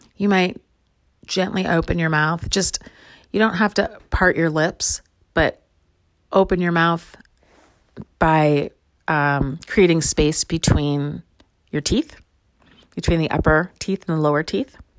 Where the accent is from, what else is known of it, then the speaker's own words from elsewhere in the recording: Chicago, Illinois, United States; now in Lawrence, United States; I grew up in Chicago, and I live in Lawrence, Kansas most of the time